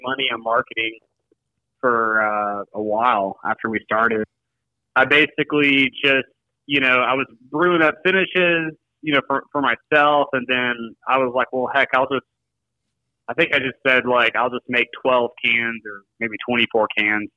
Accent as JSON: {"language": "English", "town": "Nashville", "region": "Tennessee", "country": "United States", "tie": "born or raised there", "also_born_or_lived": "Grand Rapids, Michigan", "moved": "as an adult", "lives_now": "Springfield, United States", "said": "I grew up in Nashville, Tennessee, and, you know, went to college there"}